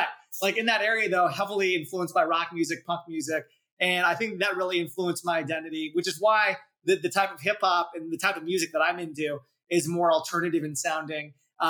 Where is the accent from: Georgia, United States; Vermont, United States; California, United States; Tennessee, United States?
California, United States; Ventura County, Southern; And I grew up in Ventura County, which was an hour north of LA.